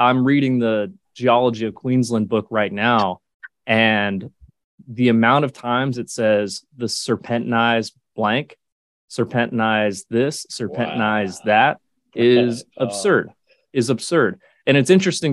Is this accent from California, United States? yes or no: yes; California, United States; moved away as an adult; now in Townsville, Australia; being born and raised in California